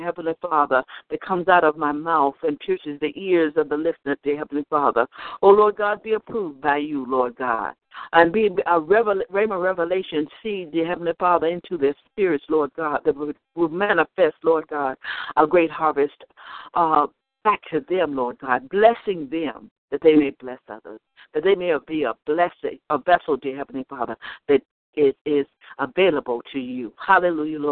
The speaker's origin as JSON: {"language": "English", "region": "the South", "country": "United States", "tie": "born or raised there", "said": "I was raised in the South, and in the South we are very hospitable people."}